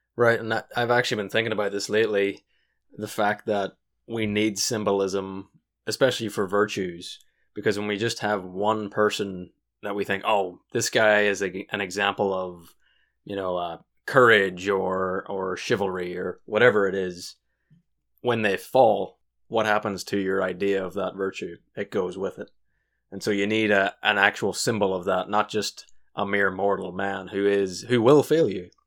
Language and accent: English; Washington, United States; we're from Washington